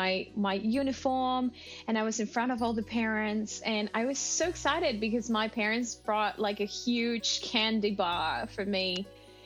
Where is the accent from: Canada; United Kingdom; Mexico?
Mexico; English is a second language; moved away as an adult; now in Australia; that Mexican part makes a little part of me